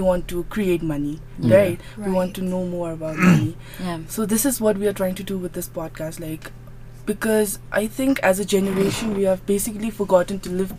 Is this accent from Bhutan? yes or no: yes; Phuntsholing, Chukha, Bhutan; I was born and was, for the initial phase of my life, I was brought up in Finseling. So as all of you know, Finseling is the commercial hub of Bhutan